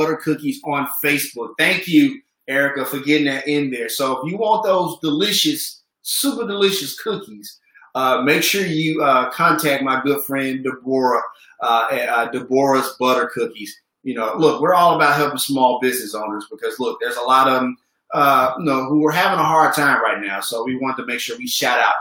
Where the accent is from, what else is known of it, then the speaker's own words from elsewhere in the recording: Memphis, Tennessee, United States; growing up in Memphis, Tennessee